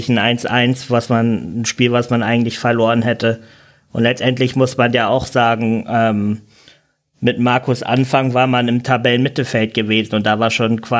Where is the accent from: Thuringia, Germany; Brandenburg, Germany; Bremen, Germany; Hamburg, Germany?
Hamburg, Germany; da bin ich als Hamburger jetzt wahrscheinlich auch der vielleicht falsche Ansprechpartner